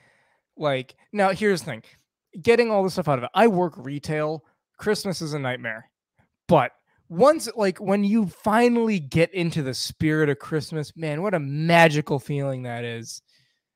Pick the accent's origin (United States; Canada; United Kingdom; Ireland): United States; Rochester, New York; moved away; I'm a New Yorker